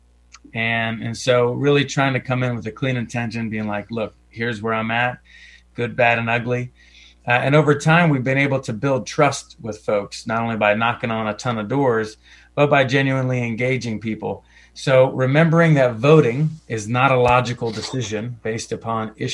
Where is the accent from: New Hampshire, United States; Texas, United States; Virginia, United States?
Virginia, United States; Roanoke Valley; We settled here in the early 80s in the western part of Virginia in the Roanoke Valley.